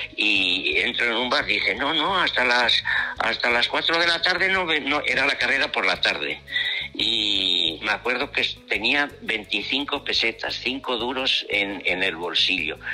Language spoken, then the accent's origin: Spanish; Alegría-Dulantzi, Basque Country, Spain; fui desde mi pueblo eh, alegría